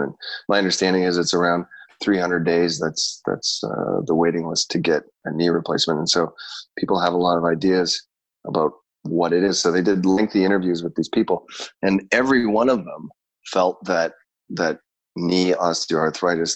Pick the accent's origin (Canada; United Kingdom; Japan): Canada; also born or lived in Chicago; I grew up in Canada